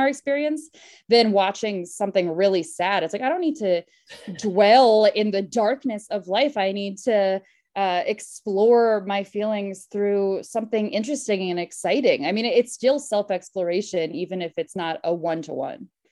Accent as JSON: {"language": "English", "region": "Connecticut", "country": "United States", "also_born_or_lived": "Queens, New York / New York", "moved": "as an adult", "lives_now": "Los Angeles, United States", "said": "I'm from Connecticut, but uh, my family's from Queens. I'm originally from Queens"}